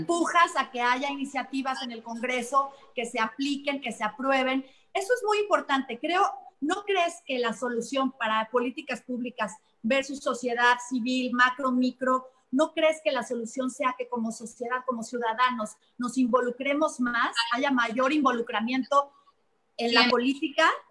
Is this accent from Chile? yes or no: no; Mexico; como mexicanos